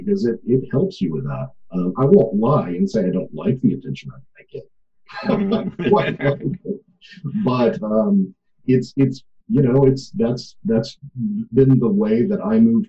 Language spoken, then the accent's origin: English; Corpus Christi, Texas, United States; now in Fort Worth, United States; I live in Fort Worth, but I'm a South Texas boy. I'm from Corpus Christi.